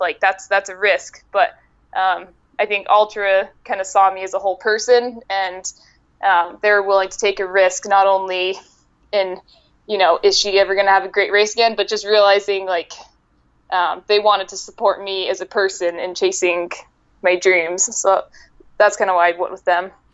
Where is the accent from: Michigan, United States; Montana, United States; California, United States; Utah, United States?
Utah, United States; now in Arizona, United States; I'm currently living in Arizona. I'm from Utah originally.